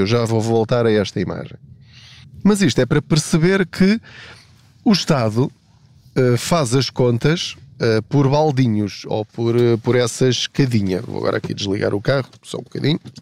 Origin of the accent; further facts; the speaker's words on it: Portugal; eu sou português